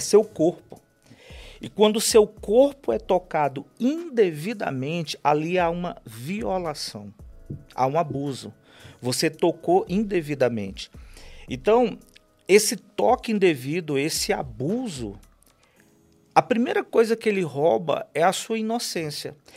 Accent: Fortaleza, Ceará, Brazil; eu sou natural de Fortaleza

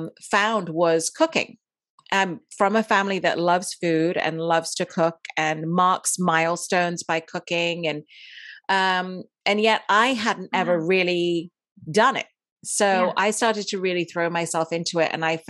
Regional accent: Dubai, United Arab Emirates; also born or lived in India; I was born in India. I grew up in Dubai and I went to an English school there. So that's why I speak the way I do.

